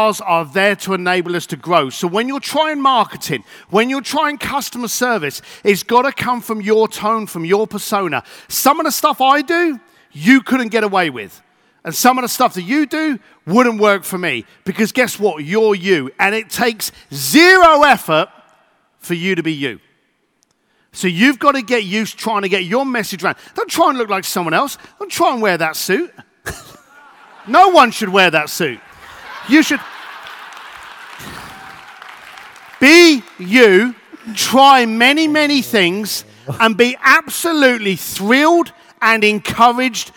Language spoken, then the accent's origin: English; London, United Kingdom; I'm an Irish boy from East London